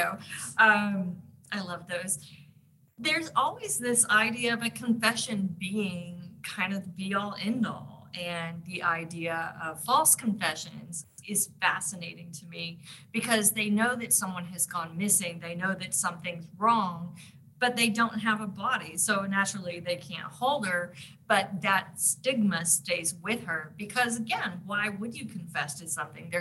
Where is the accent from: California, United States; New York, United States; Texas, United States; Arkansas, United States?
Arkansas, United States; I grew up in Arkansas